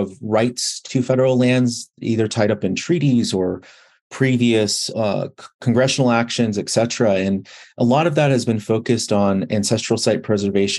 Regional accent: United States; moved away as an adult; also born or lived in Kansas / Pittsburgh; I grew up on the Navajo Nation

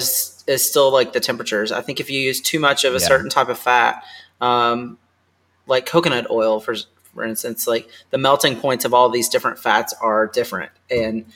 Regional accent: Kentucky, United States; I grew up in Kentucky

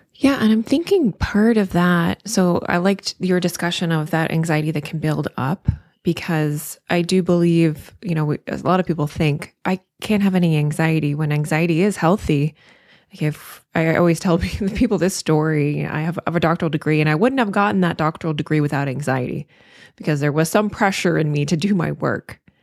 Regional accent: the South, United States; I'm from the South

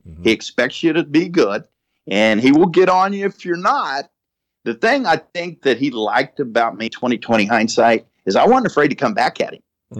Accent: Perry, Oklahoma, United States; moved away as an adult; also born or lived in Wichita, Kansas; I'm a high school kid growing up in Oklahoma, Perry, mm-hmm. Oklahoma. I graduated in 1974.

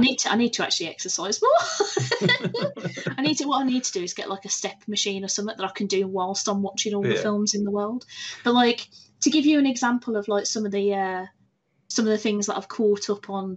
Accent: United Kingdom; I'm very British.

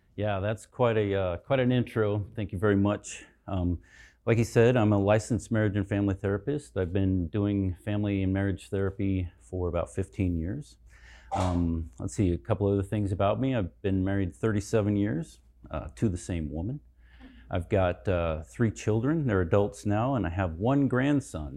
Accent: Colorado, United States; I'm from Colorado

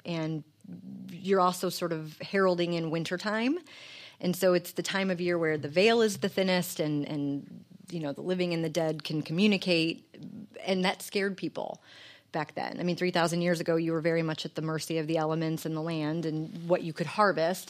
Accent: St. Louis, Missouri, United States; also born or lived in Jennings, Missouri; I grew up in Jennings and Baden. I am a, a North city county kid

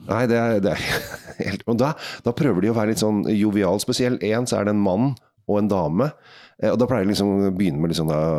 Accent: Norway; vi som nordmenn

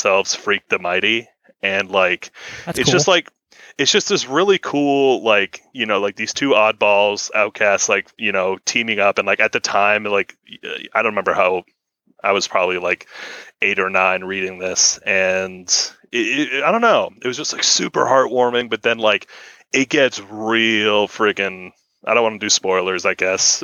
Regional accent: Virginia, United States; I'm from Virginia

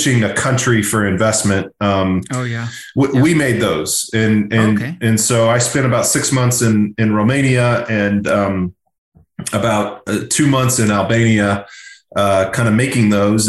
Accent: Austin, Texas, United States; moved away as an adult; also born or lived in Los Angeles; Austin, my hometown

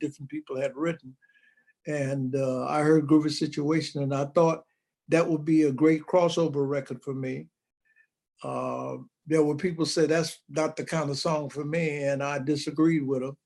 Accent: Chicago, Illinois, United States; that's where I grew up at.

